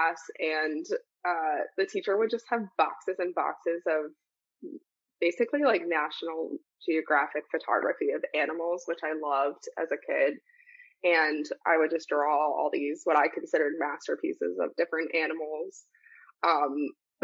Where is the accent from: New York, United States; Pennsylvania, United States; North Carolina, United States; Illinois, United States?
Pennsylvania, United States; Warminster; I grew up in Warminster, Pennsylvania, actually in a small borough called Ivyland, so Council Rock School District in Bucks County, Pennsylvania